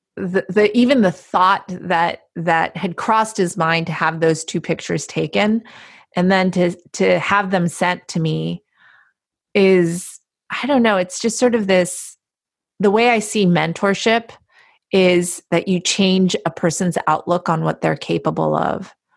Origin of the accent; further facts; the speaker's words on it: Palo Alto, California, United States; I'm from Palo Alto